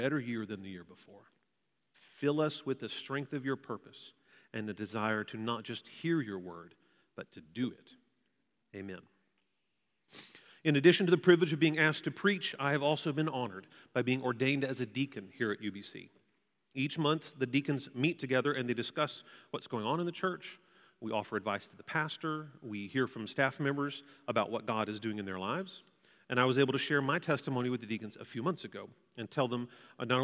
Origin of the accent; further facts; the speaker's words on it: Waco, Texas, United States; also born or lived in Fort Worth, Texas; I grew up in Waco, and I moved here to attend TCU